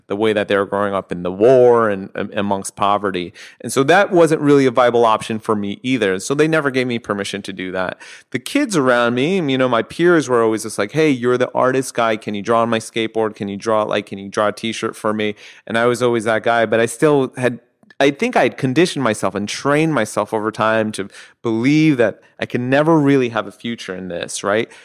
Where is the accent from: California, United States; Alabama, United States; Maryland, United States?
California, United States; Southern; growing up in Southern California